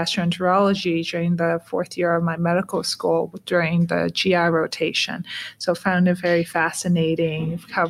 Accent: Toronto, Ontario, Canada; moved away as an adult; also born or lived in Hong Kong / United States; Yeah, so I was born in Hong Kong and raised in Toronto, Canada, and then I did my medical studies in the U.S.

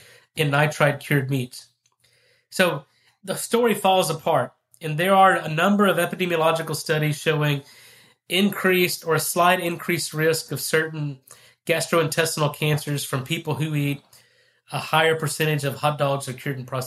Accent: Texas, United States; I'm from Texas. I'm a beef producer

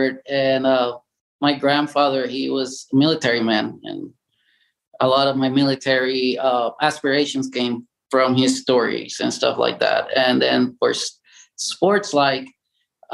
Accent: Puerto Rico; English is a second language; moved away as an adult; I was born and raised in Puerto Rico, 1975

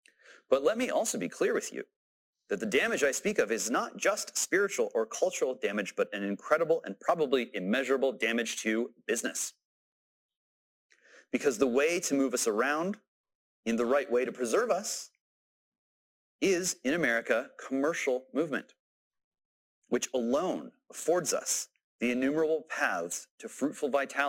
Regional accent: United States

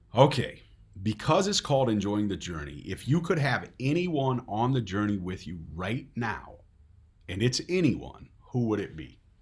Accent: Netherlands; Dutch don't like being emotional, at least not around here

